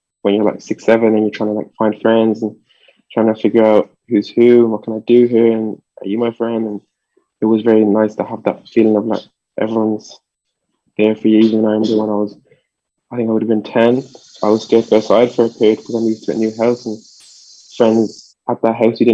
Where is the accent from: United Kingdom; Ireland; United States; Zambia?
Ireland; Dublin, Leinster; born or raised there; English is a second language; also born or lived in France